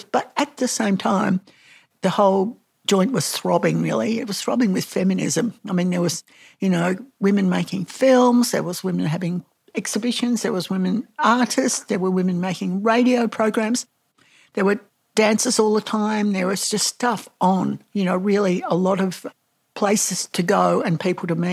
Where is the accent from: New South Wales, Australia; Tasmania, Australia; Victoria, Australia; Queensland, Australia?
Victoria, Australia; Melbourne; When I grew up here in Abbotsford, which is part of Collingwood, really the whole, it was, you know, people called it a slum.